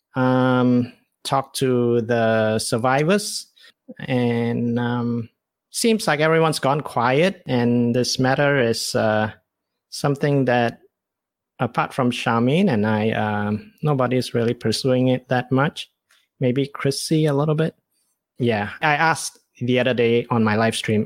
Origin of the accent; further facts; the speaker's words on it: Malaysia; as a Malaysian Chinese